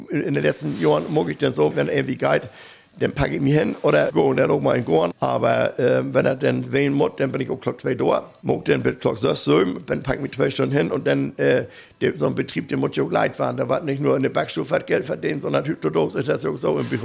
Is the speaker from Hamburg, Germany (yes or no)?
yes; Hamburg, Germany; wenn wir in Hannover sind oder in Berlin, ne, dann mit wir irgendwie als Hamburger mindestens Franzbrötchen haben